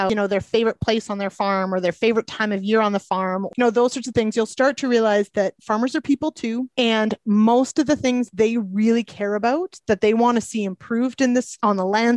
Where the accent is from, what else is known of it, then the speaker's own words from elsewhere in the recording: Manitoba, Canada; moved away; I'm actually from Manitoba originally.